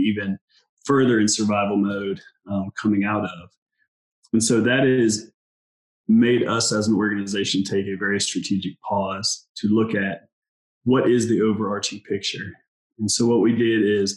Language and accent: English; Dayton, Ohio, United States; I am originally from Dayton, Ohio, a United States Marine.